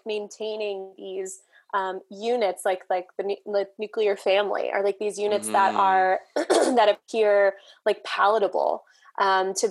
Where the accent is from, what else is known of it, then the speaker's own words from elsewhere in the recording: outside St. Louis, Missouri, United States; I grew up outside St. Louis